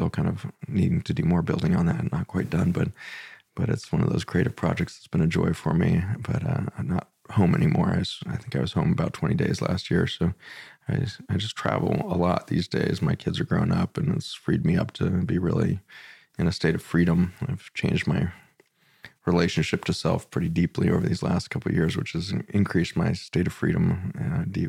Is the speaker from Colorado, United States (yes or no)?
yes; Boulder, Colorado, United States; So born and raised in Boulder, Colorado, all the way through public school, kindergarten through high school.